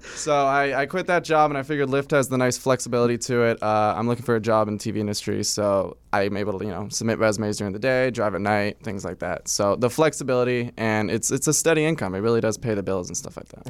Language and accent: English; Orange County, California, United States; also born or lived in Los Angeles; I grew up in Orange County, and I live here in L A now